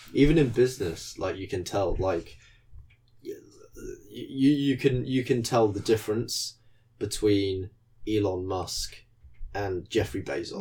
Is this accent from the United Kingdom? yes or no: yes; United Kingdom; as a British person